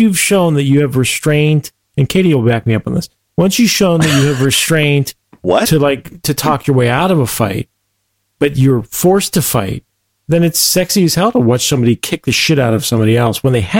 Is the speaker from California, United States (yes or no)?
no; Pennsylvania, United States; moved away; I'm always a Pennsylvanian. I don't live in Pennsylvania anymore.